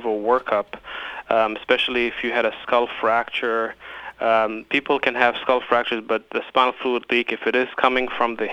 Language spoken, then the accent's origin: English; Nashville, Tennessee, United States; I grew up in East Nashville, and I went to high school and middle school there